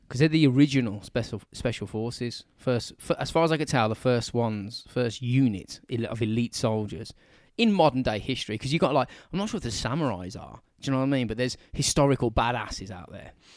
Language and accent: English; England, United Kingdom; we're English